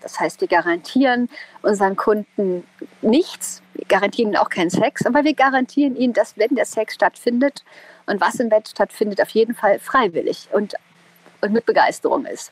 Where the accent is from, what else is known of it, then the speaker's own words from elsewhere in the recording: East Germany, Germany; ich komme aus dem Osten.